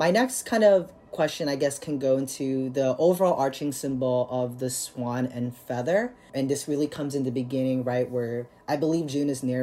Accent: Philippines; now in United States; I'm an immigrant from the Philippines, and my mother's an immigrant from the Philippines

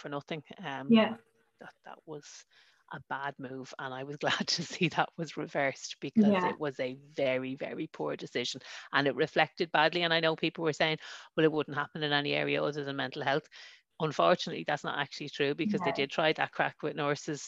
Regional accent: Dublin, Leinster, Ireland; accent: Dublin; moved away; also born or lived in a border town; I was born in Ballyfermot. I know, growing up, loads of the fellas on my road, I lived on London Road

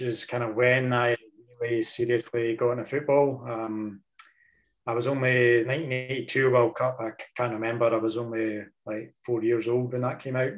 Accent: Dundee, Scotland, United Kingdom; I was kind of born and raised in Dundee

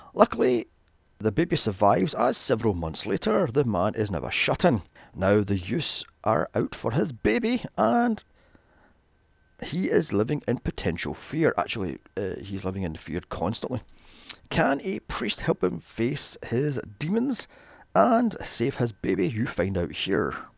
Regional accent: Glasgow, Scotland, United Kingdom; my hometown of Glasgow

